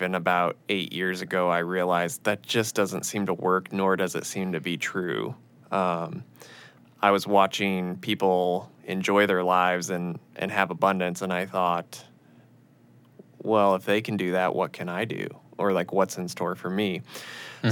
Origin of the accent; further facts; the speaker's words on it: Illinois, United States; moved away; I was raised in Illinois, uh, in a very middle class town